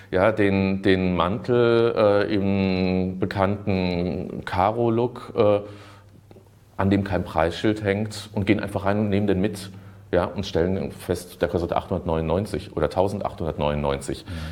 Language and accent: German; Germany; wir als Deutsche äh, sind Energiewende, äh, Avantgardisten, ja, wir sind Umweltbewusstseinsweltmeister und sowas